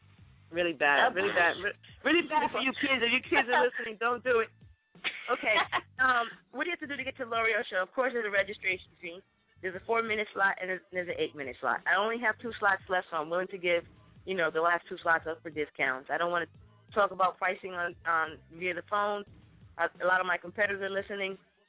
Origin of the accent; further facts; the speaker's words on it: Brooklyn, New York, United States; I'm from Brooklyn. We got our own stadium now